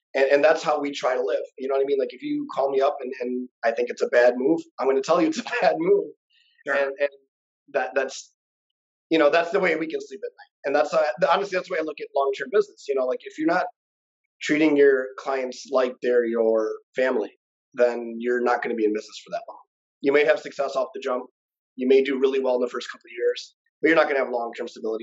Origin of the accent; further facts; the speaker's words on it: Michigan, United States; moved away as an adult; now in Las Vegas, United States; we're both obviously from Michigan